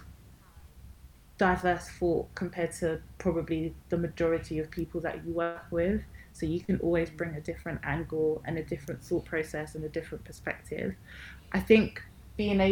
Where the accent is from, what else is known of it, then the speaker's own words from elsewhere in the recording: London, United Kingdom; I'm from London